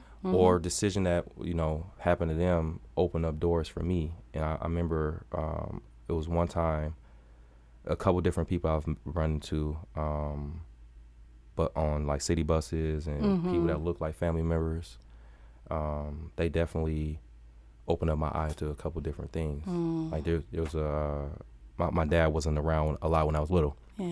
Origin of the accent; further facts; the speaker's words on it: Milwaukee, Wisconsin, United States; Man, so I'm born and raised in Milwaukee.